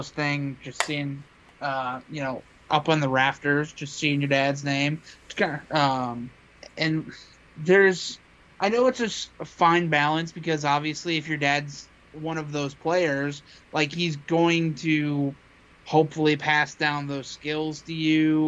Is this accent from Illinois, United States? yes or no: yes; Chicago, Illinois, United States; I'm from Chicago